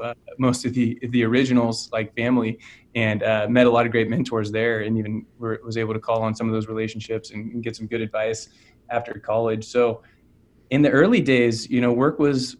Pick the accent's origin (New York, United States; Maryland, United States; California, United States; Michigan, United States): California, United States; Orangevale; So I grew up in California in a small town called Orangevale, which is outside of Sacramento.